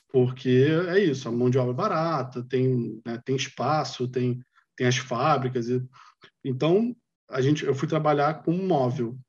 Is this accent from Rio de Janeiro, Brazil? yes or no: yes; Rio de Janeiro, Brazil; moved away as an adult; also born or lived in Vietnam / China / Canada; eu sou do Rio